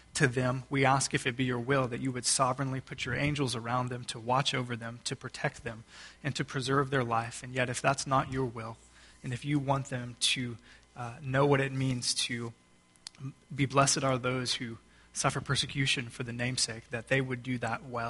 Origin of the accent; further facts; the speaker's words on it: Texas, United States; I am from Texas